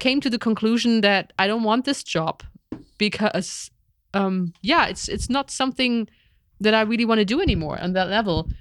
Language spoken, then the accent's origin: English; East Germany, Germany; I grew up in East Germany when we had a socialism